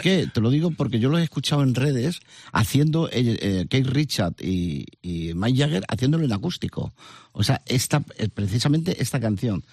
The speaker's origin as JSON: {"language": "Spanish", "town": "Madrid", "region": "Community of Madrid", "country": "Spain", "tie": "born or raised there", "also_born_or_lived": "Burgos", "moved": "as an adult", "lives_now": "Almería, Spain", "said": "un par de añitos creo, que nos fuimos a Vallecas, al Pozo del Tierra Mundo, a Entrevías. Y yo me siento súper vallecano"}